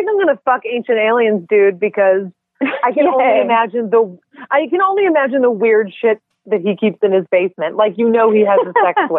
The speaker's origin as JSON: {"language": "English", "town": "Buffalo", "region": "New York", "country": "United States", "moved": "yes", "lives_now": "Portland, United States", "said": "I'm also from Buffalo."}